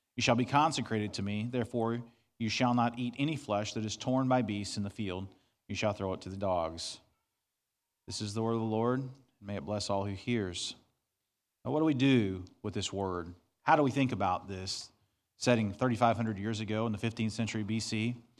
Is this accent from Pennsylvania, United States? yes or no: no; Southeast Missouri, United States; I grew up in Southeast Missouri on thirty acres of property.